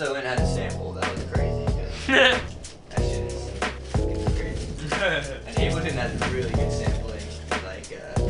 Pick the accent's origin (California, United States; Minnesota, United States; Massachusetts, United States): California, United States; San Francisco; now in Colorado, United States; I'm from Outer Richmond.